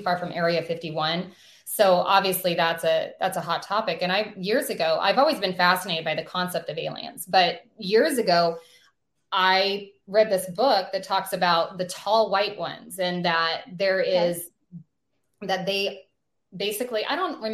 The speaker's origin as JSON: {"language": "English", "region": "North Idaho", "country": "United States", "said": "we're from North Idaho"}